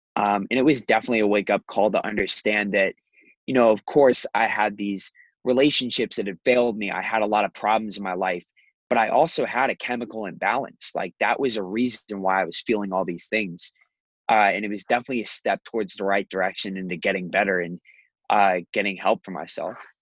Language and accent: English; Scottsdale, Arizona, United States; also born or lived in Chicago; I was born here in Scottsdale. Moved to Chicago back when my dad lived there. Moved back after my parents got divorced